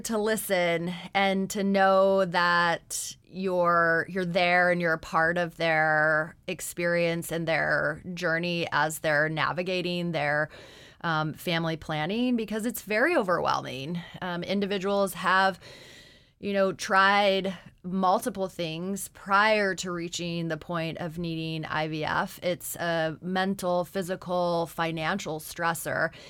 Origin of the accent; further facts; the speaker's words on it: Anchorage, Alaska, United States; I'm originally from Anchorage